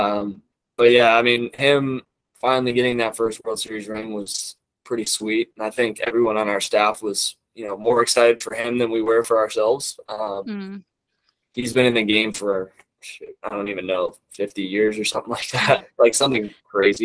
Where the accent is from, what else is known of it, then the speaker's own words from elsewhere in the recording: Chicago, Illinois, United States; I grew up in Chicago. Grew up a Cubs fan